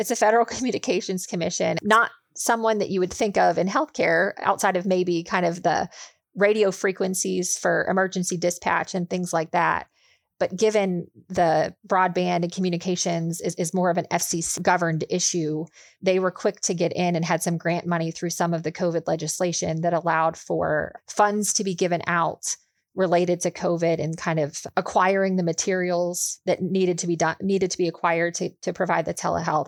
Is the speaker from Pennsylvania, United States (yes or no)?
yes; Pittsburgh, Pennsylvania, United States; also born or lived in Charlotte, North Carolina; now in Indianapolis, United States; I grew up outside of Pittsburgh, Pennsylvania